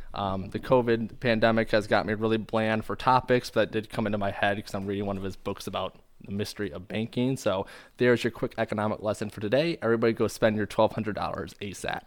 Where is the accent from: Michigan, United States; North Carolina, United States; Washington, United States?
Michigan, United States; we're both from Michigan